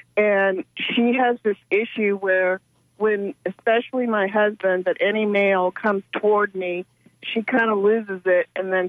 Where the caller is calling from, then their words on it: Safety Harbor, Florida, United States; I'm from Safety Harbor.